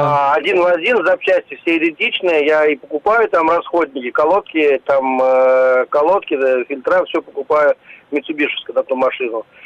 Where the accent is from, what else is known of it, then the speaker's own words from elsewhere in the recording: Moscow, Russia; now in Moscow Oblast, Russia; Да, я э, из Москвы, но живу за городом Московской области.